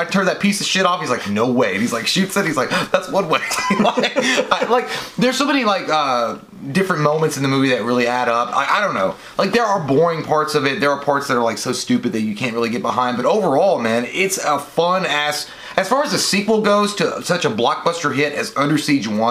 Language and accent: English; Kentucky, United States; we're from Kentucky